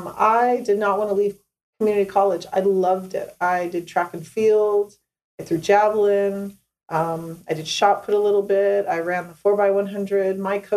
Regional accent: California, United States; San Luis Obispo County.

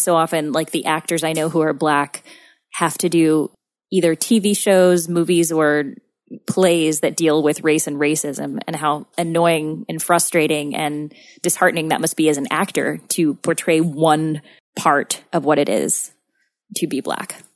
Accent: Missouri, United States; I grew up in Missouri, not three hours away from Tulsa

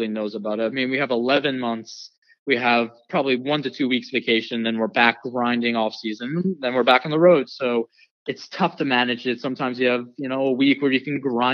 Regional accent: New York, United States; I'm from New York

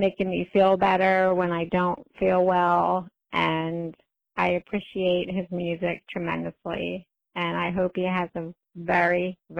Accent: Coopersburg, Pennsylvania, United States; I am from Coopersburg, Pennsylvania, and I actually grew up with my dad in a doo-wop group.

